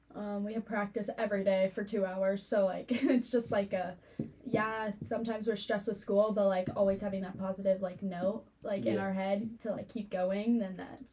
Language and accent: English; Houston, Texas, United States; moved away; So I grew up down in Houston because family is down there.